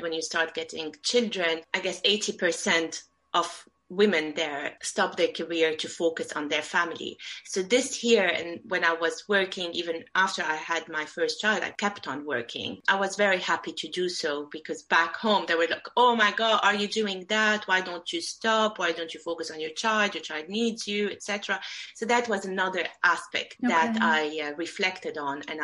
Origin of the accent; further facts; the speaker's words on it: Beirut, Beirut Governorate, Lebanon; moved away as an adult; also born or lived in Abu Dhabi, United Arab Emirates; now in London, United Kingdom; I grew up in Beirut. It's the capital of Lebanon